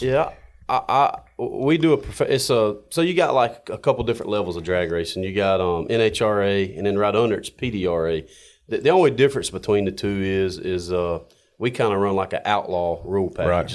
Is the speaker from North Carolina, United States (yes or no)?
yes; Smithfield, North Carolina, United States; born and raised in Smithfield and went to school in Wilson Mills and went to Triple S.